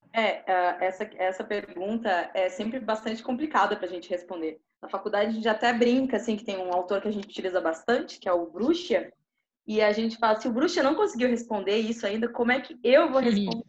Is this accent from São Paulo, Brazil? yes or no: no; Porto Alegre, Rio Grande do Sul, Brazil; moved away as an adult; da cidade onde eu, onde eu nasci, que é Porto Alegre, Rio Grande do Sul